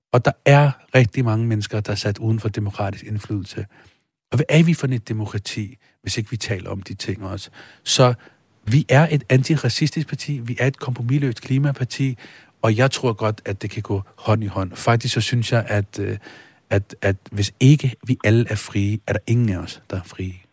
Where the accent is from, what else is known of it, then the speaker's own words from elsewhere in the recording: Denmark; Jeg kommer selv fra Stenbroen